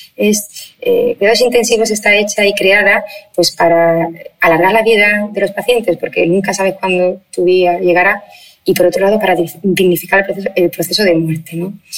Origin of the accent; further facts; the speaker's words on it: Spain; somos españoles